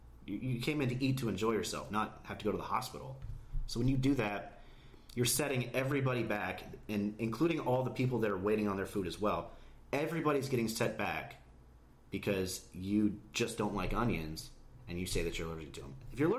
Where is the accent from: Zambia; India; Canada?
Canada; Barrie, Ontario; also born or lived in Toronto / Philadelphia / Georgia; now in United States; I was born in Toronto. We lived in a little suburb outside called Barrie, which was an amazing place. It was a beautiful place. I loved living there.